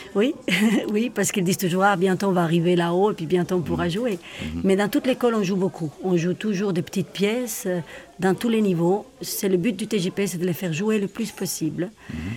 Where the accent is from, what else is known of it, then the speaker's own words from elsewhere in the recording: Madrid, Community of Madrid, Spain; now in Switzerland; mes origines, je suis madrilène. Donc, je viens de l'Espagne